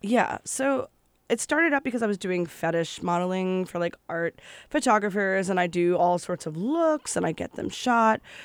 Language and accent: English; New Jersey, United States; growing up in New Jersey